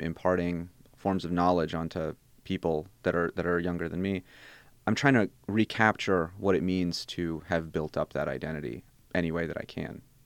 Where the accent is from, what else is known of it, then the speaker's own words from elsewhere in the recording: St. Louis, Missouri, United States; first language Bosnian; English is a second language; also born or lived in Germany / Columbia, Missouri / New Orleans; moved to the States fairly young